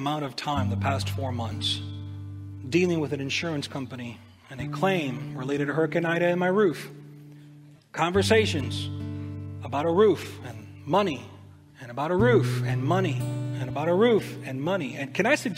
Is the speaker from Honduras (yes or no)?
yes; Honduras; moved away; also born or lived in United States; I'm from Honduras, but we would come and spend the summer in the States.